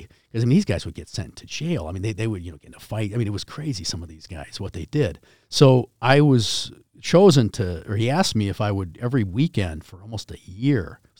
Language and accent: English; China; I mean, I came from China.